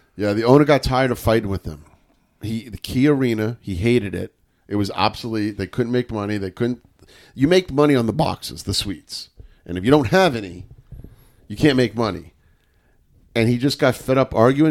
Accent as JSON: {"language": "English", "region": "New York", "country": "United States", "said": "I'm a New Yorker"}